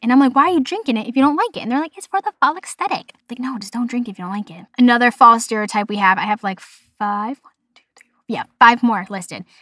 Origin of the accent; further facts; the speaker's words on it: Boston, Massachusetts, United States; accent: Boston; my Boston accent